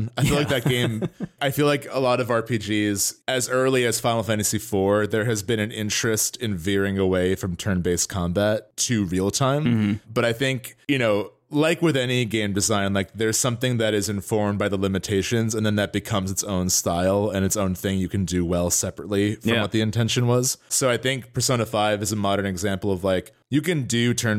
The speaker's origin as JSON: {"language": "English", "region": "New Jersey", "country": "United States", "said": "we are both from Northern New Jersey. We're very close to New York by train."}